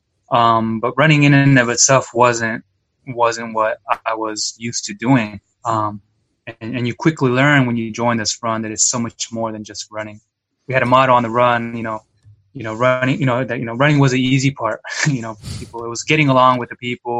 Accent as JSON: {"language": "English", "town": "Yakima", "region": "Washington", "country": "United States", "tie": "born or raised there", "said": "I was born and raised in Yakima, Washington, to immigrant parents"}